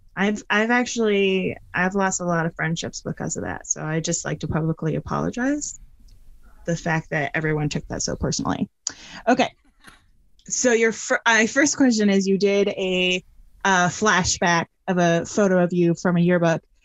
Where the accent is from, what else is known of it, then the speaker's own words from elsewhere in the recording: Northeast, United States; I grew up in the Northeast